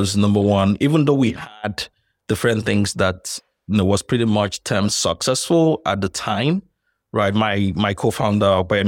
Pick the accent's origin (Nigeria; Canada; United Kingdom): Nigeria; So I'm Nigerian, by the way.